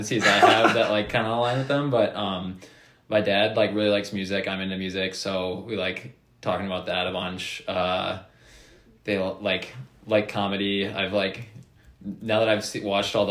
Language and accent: English; Brookfield, Wisconsin, United States; I grew up in Brookfield, so pretty close to MCW, where we're at school now.